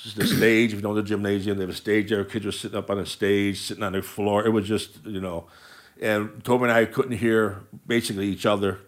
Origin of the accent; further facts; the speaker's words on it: Willowick, Ohio, United States; I, I grew up in Willowick